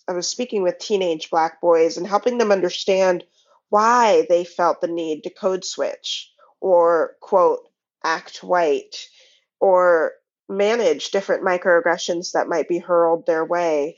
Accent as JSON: {"language": "English", "region": "Pacific Northwest", "country": "United States", "tie": "born or raised there", "said": "raised in the Pacific Northwest"}